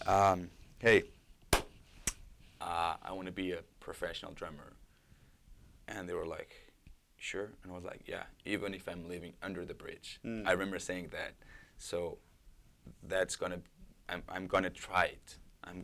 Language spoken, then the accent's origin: English; Portugal; English is a second language; moved away as an adult; also born or lived in New York / Lisbon; now in Toronto, Canada; when I went back to Portugal